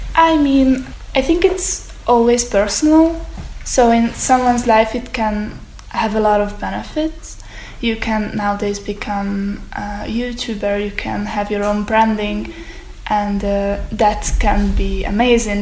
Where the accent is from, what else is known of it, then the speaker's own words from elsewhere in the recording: Hungary; I'm from Hungary